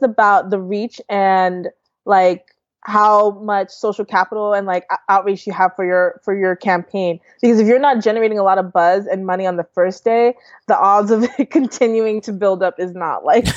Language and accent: English; New York, United States; also born or lived in Canada / Delaware / Rhode Island; now in Ohio, United States; I was born in Canada. I grew up in New York, and then I lived in Delaware